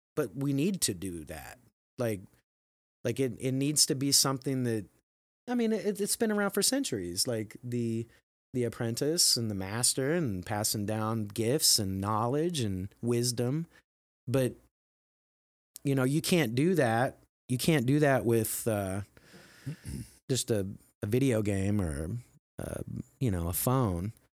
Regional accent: Midwest, United States; growing up in the Midwest as a male

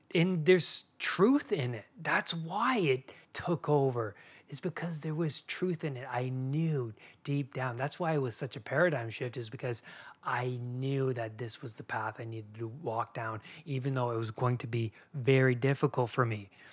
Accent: Canada; I grew up in Canada

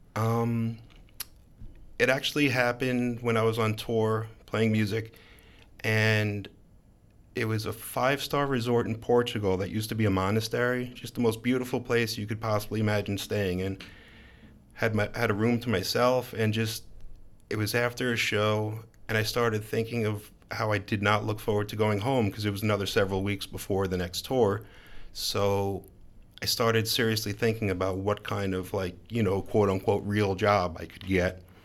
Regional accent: Long Island, New York, United States; moved away as an adult; also born or lived in Brooklyn, New York; now in Baltimore, United States; I grew up on Long Island, and for the last several years lived in Brooklyn

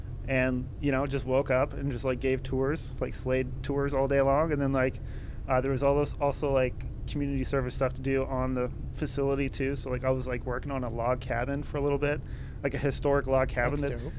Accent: Corona, California, United States; moved away as an adult; also born or lived in Torrance, California; I'm in the Coast Guard. I'm originally from Southern California, from Corona. I was born in Torrance, though, like right in near Alpine Village, near Compton.

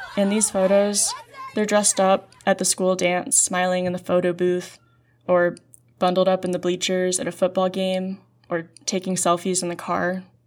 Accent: Chicago, Illinois, United States; I grew up in Chicago

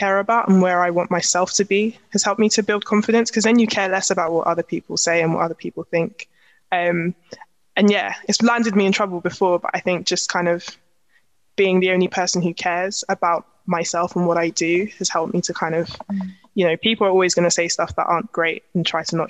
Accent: London, United Kingdom; accent: Cockney; I'm from East London, but I'm not going to come in with my Cockney slang

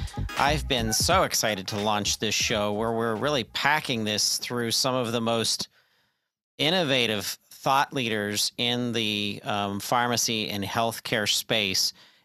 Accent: Pennsylvania, United States; my home state expertise, the great state of Pennsylvania.

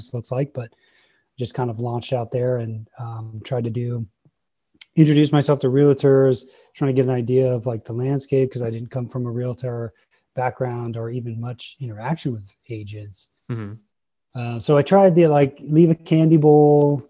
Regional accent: Longmont, Colorado, United States; I grew up in Longmont

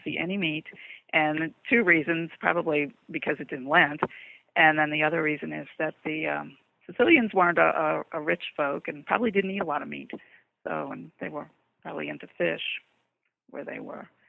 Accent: New Orleans, Louisiana, United States; moved away; I'm originally from New Orleans. Um, moved to other places

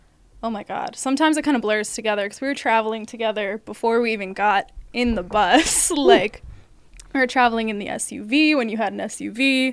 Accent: Eugene, Oregon, United States; I'm from Eugene, so I'm, like, used to super tiny little everything.

